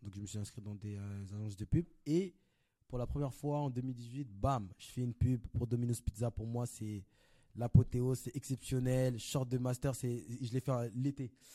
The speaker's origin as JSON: {"language": "French", "town": "Paris", "region": "Île-de-France", "country": "France", "tie": "born or raised there", "said": "Et moi je viens de Paris, Belleville. Je suis né, j'ai grandi à Belleville"}